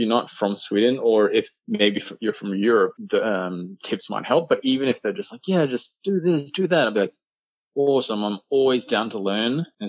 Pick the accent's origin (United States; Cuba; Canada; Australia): Australia; accent: Australian; But I've lost a bit of my Australian accent.